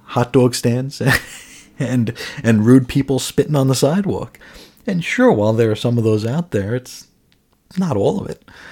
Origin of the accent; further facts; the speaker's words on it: New York City, New York, United States; now in Phoenix area, United States; I grew up in New York, New York City